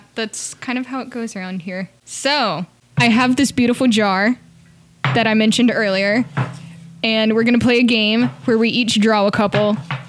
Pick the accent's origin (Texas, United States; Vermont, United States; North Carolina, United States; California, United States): North Carolina, United States; moved away; I'm originally from North Carolina.